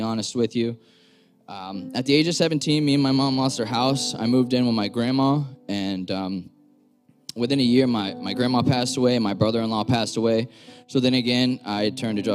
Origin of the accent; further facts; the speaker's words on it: Florida, United States; moved away as an adult; now in Massachusetts, United States; I'm from Florida. I spent 27 years down there. I just moved up here about 8 months ago.